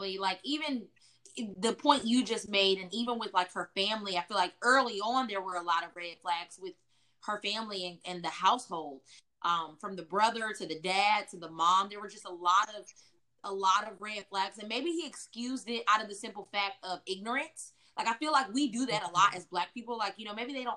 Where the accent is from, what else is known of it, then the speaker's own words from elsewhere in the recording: Chapel Hill, North Carolina, United States; also born or lived in Durham, North Carolina; now in Austin, United States; I grew up in Chapel Hill, North Carolina, which is a very white city.